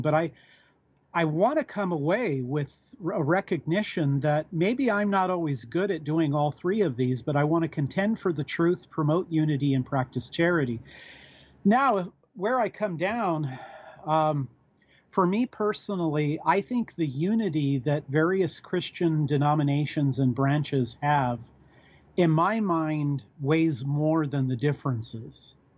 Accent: United States; I'm an American. I'm an American citizen

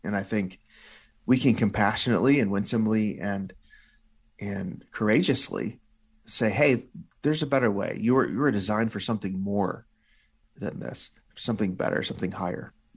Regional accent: Illinois, United States; my home state of Illinois

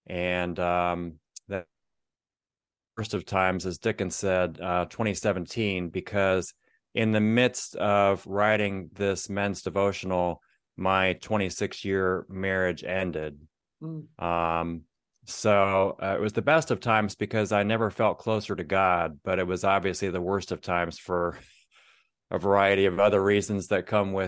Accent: Akron, Ohio, United States; now in Florida, United States; I'm a Buckeye. I was born in Akron, lived different places, but mostly Northeast Ohio.

